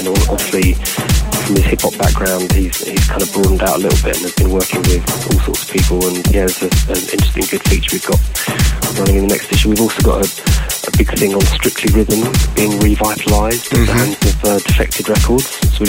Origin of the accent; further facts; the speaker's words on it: London, United Kingdom; because we're from London, we're producing out of London, the UK.